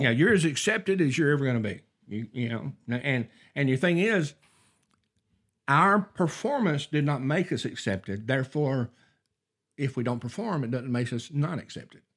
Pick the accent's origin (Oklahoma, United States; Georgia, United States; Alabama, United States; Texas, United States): Alabama, United States; North; I grew up in North Alabama